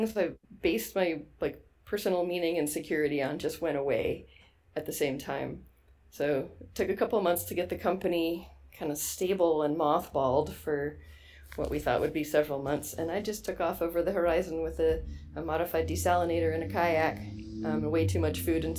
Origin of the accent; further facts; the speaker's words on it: New York City, New York, United States; moved away as an adult; also born or lived in Pacific Northwest / Baja California, Mexico; I grew up around New York City and went to summer camp in the Adirondacks